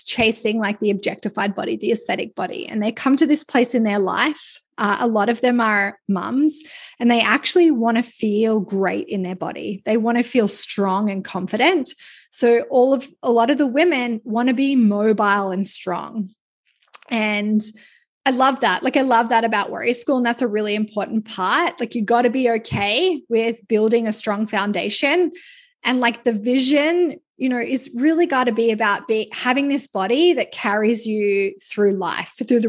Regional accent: Australia; now in Canada; I'm Australian

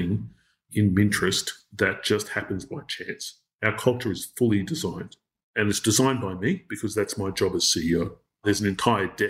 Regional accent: Australia; as an Australian

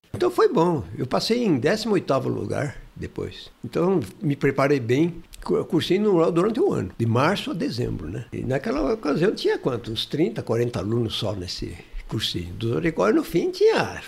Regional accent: Martinópolis, São Paulo, Brazil; Eu nasci em Martinópolis, perto do Presidente Prudente ali, uma cidade, hoje deve ter uns 25 mil habitantes.

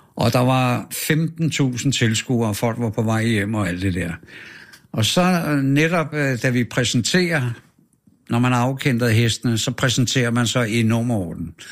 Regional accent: Frederiksberg, Capital Region of Denmark, Denmark; also born or lived in Kastrup, Amager; jeg er født på Frederiksberg, på Asaliavej

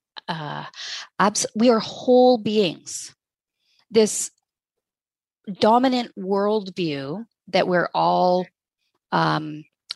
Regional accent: Hay River, Northwest Territories, Canada; I was born in Hay River, Northwest Territories, grew up in a small town

